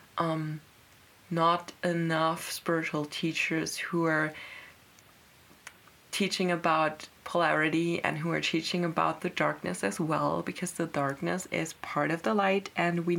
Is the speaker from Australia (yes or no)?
no; Germany; I was born in Germany